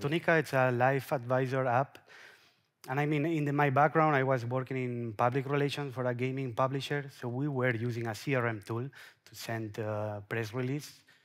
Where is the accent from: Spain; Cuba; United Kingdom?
Spain; Mallorca, Balearic Islands; I'm from Mallorca